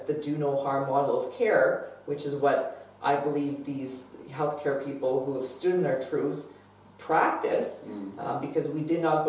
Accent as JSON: {"language": "English", "country": "Canada", "said": "proud of being a Canadian again"}